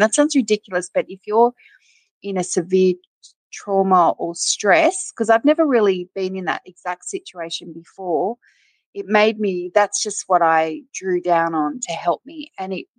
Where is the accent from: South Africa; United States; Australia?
Australia; Wagga Wagga, New South Wales; also born or lived in Griffith, New South Wales; I spent my sort of school years in Wagga, which was a big regional country town in Australia